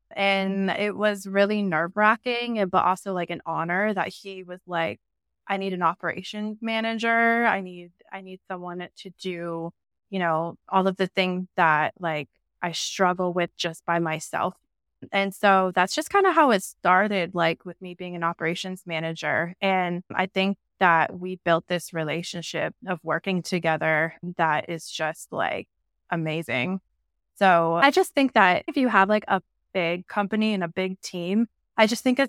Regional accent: Denver, Colorado, United States; now in Jacksonville, United States; So yeah, I live in Jacksonville, Florida. I'm originally from Denver, but I started pet sitting in Miami when I was 20.

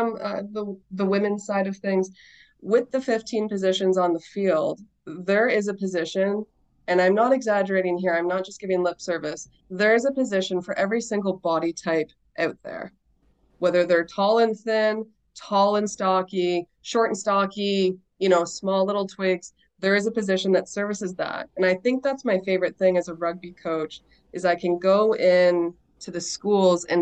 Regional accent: Kingston, Ontario, Canada; now in Pembroke, Canada; I'm originally from Kingston

